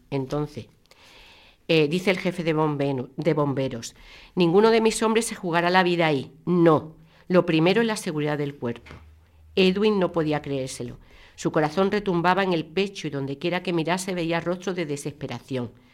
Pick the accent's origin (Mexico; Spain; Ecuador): Spain; Málaga, Andalusia; yo nací en Málaga